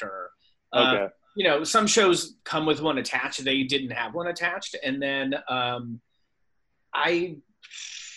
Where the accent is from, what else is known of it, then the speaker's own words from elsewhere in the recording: Silicon Valley, Bay Area, California, United States; now in Los Angeles, United States; I'm from the Silicon Valley, like the Bay Area